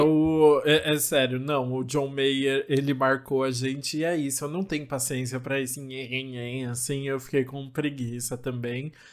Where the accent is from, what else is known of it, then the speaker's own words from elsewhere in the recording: São Paulo, Brazil; eu sou da ZL, minha, minha avó, minha, meus avós sempre moraram ali pertinho da Vila Formosa